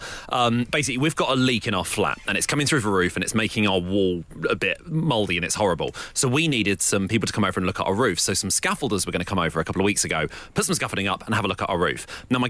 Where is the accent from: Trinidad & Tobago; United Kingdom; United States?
United Kingdom; us Brits